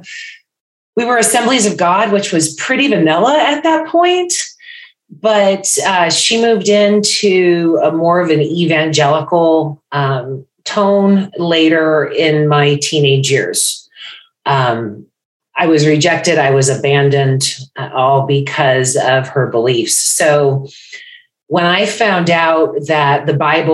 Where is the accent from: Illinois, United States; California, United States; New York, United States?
California, United States; Bay Area; now in Florida, United States; I am in Florida now, originally from California, Bay Area.